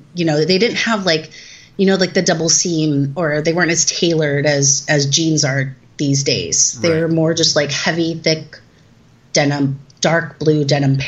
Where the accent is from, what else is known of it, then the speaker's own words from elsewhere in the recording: Southern California, United States; I'm from Southern California